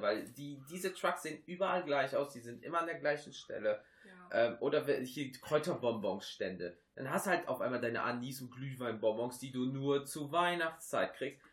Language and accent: German; Rhineland, Germany; bei uns im Rheinland